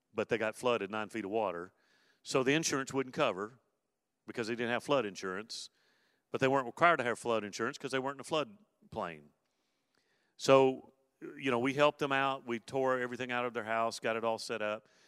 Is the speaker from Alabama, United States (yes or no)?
yes; Mobile, Alabama, United States; when I grew up in Mobile, um, I, uh, uh, being a kid growing up in, in the Gulf Coast area